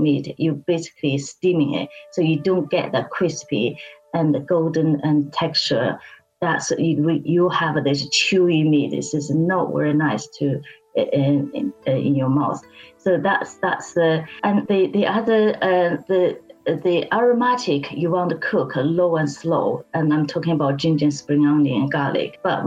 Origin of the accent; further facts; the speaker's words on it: Beijing, China; moved away as an adult; now in United Kingdom; I was born and bred in Beijing